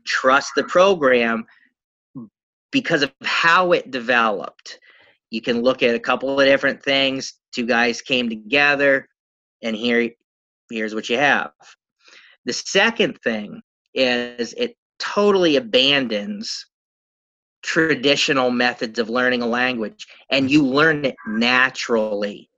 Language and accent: English; Pennsylvania, United States; I'm from Pennsylvania in the United States